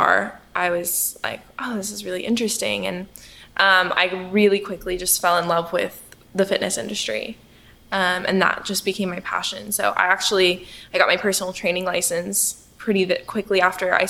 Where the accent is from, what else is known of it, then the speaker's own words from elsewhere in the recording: Midland, Texas, United States; now in Richardson, United States; I'm a Texas girl, but I grew up in Midland, Texas, so very far west